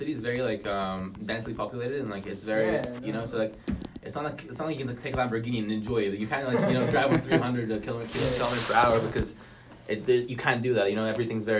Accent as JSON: {"language": "English", "country": "Hong Kong", "tie": "born or raised there", "moved": "as an adult", "lives_now": "New York, United States", "said": "I was actually born in Hong Kong. My parents moved there 20 years ago. And I was born there. I went to a Jewish school"}